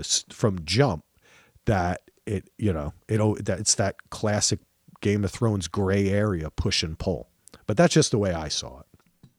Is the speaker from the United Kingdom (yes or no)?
no; Ireland; I'm Irish. We don't like kings and queens.